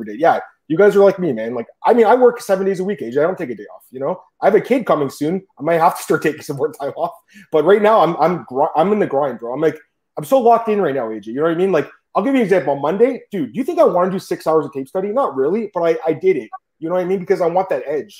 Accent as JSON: {"language": "English", "country": "Canada", "said": "I'm from Canada"}